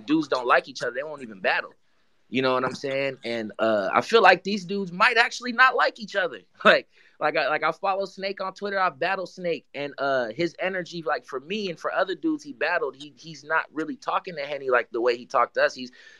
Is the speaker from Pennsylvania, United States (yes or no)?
no; Harlem, New York, United States; born there; okay, I was born in Harlem.